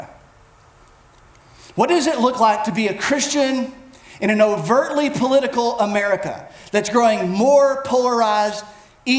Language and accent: English; United States; as Americans, we are a people of rights